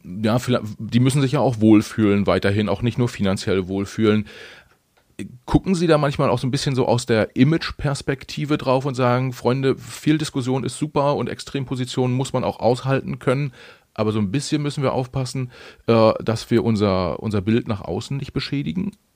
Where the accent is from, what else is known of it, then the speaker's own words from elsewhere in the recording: Mecklenburg-Vorpommern, Germany; now in Hamburg, Germany; ich als Mecklenburger, der, der aktuell in Hamburg lebt